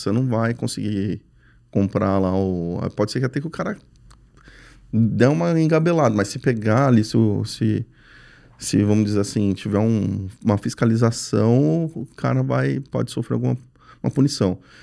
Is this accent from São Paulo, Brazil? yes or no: yes; São Paulo, Brazil; Eu sou paulista